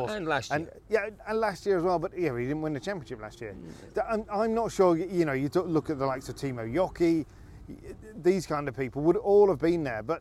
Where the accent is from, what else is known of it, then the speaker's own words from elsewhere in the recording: Scotland, United Kingdom; As a Brit and as a Scot, it is a little